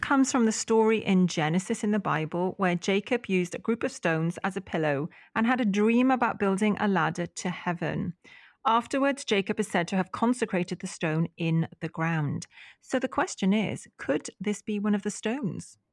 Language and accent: English; Welsh, Wales, United Kingdom; as a Welsh lass